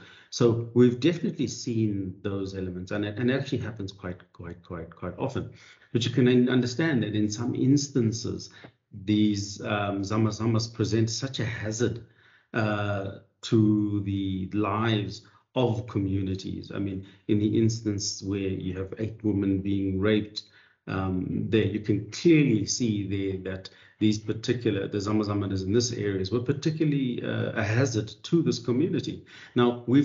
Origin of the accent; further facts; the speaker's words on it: South Africa; we as a South African society